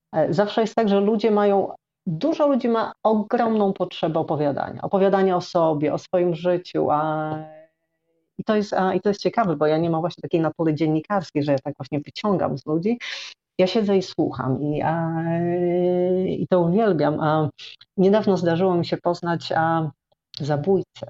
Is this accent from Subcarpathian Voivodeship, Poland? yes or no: no; Chełm, Lublin Voivodeship, Poland; moved away as an adult; also born or lived in Warsaw / Sweden / Tricity / Thailand; urodziłam się na wschodzie Polski, i, a, I, mieszkałam przez 18 lat, prawie 18 lat, a w Chełmie